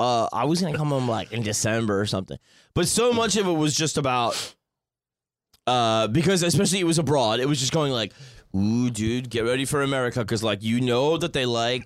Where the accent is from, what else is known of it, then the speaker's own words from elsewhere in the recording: Long Island, New York, United States; growing up in Long Island and my, you know, family being from New York